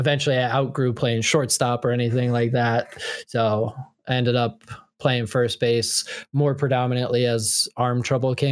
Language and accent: English; New Jersey, United States; I'm from Central Jersey